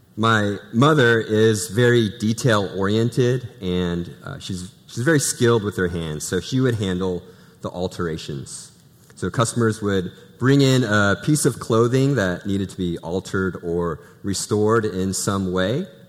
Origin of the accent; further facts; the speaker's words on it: Pacific Northwest, United States; moved away; I'm originally from the Pacific Northwest